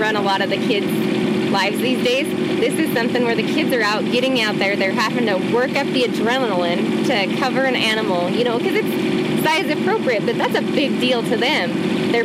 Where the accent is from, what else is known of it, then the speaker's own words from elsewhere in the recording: Montana, United States; Born and raised in Montana, my grandparents ranched south of Whitehall in Waterloo, Montana